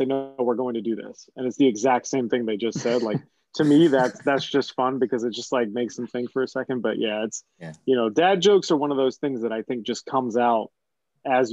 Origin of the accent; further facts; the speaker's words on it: Virginia, United States; moved away as an adult; now in New England, United States; I'm a New England transplant, so I'm from Virginia